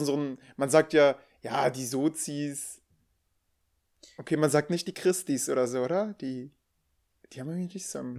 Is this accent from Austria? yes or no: no; Rhineland, Germany; now in Münsterland, Germany; bin Rheinländer